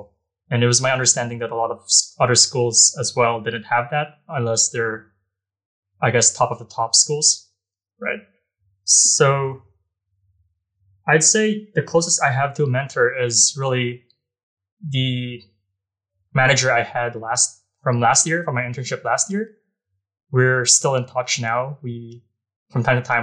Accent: Philippines; moved away as an adult; now in United States; I'm from the Philippines

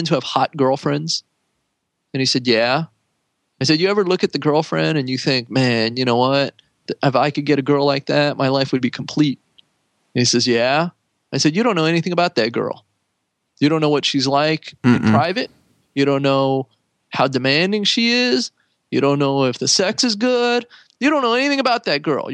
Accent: San Jose, California, United States; I grew up in San Jose

